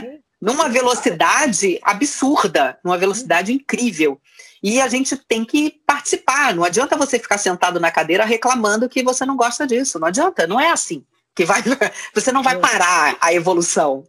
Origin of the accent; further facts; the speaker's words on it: Rio de Janeiro, Brazil; moved away as an adult; now in São Paulo, Brazil; Eu fui criada no Rio de Janeiro. E até os 25 anos morei no Rio de Janeiro.